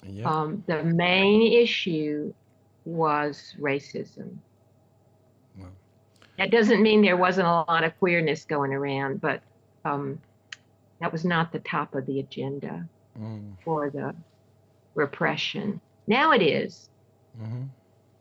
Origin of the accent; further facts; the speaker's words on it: Centerville, Alabama, United States; also born or lived in Selma, Alabama; My hometown where I grew up is Centerville, Alabama